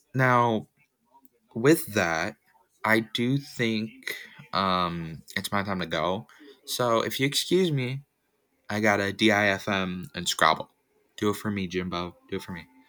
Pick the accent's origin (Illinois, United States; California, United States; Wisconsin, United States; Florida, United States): California, United States; now in Washington, United States; I was born in California, I do live in Washington, the state, not D C